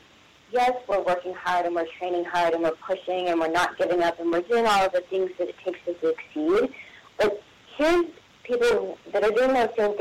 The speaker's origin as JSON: {"language": "English", "region": "West Virginia", "country": "United States", "said": "I'm from West Virginia"}